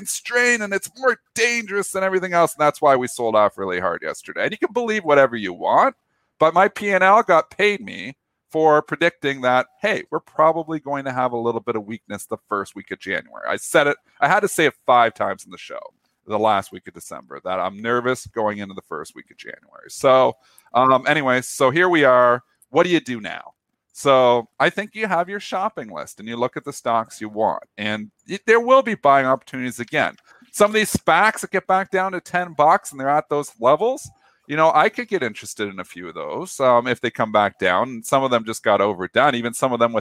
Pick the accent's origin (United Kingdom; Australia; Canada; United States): Canada; as a Canadian